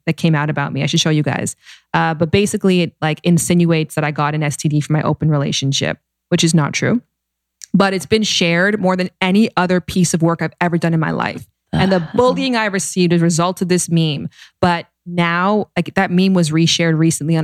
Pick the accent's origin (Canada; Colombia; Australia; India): Canada; now in United States; I'm Canadian.